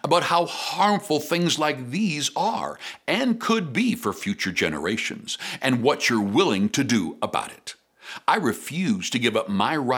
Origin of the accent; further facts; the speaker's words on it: Canada; as a Canadian